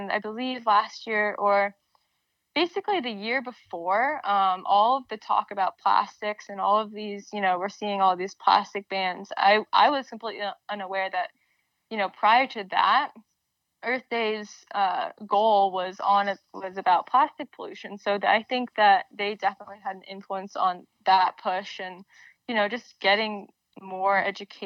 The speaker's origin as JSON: {"language": "English", "town": "Burlington", "region": "Vermont", "country": "United States", "tie": "born or raised there", "also_born_or_lived": "Washington, D.C.", "moved": "as an adult", "said": "Growing up in Burlington, Vermont, it is the largest city here, but it's quite small."}